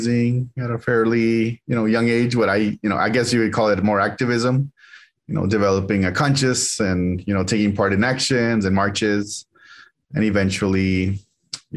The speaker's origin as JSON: {"language": "English", "town": "Mount Vernon", "region": "Washington", "country": "United States", "tie": "born or raised there", "also_born_or_lived": "Texas"}